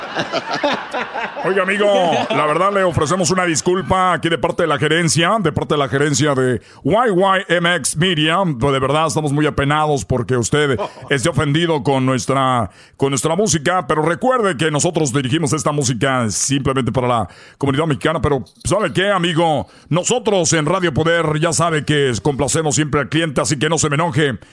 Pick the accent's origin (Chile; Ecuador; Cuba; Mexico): Cuba; now in Los Angeles, United States; yo soy de Cuba, pero yo vivo aquí en Los Ángeles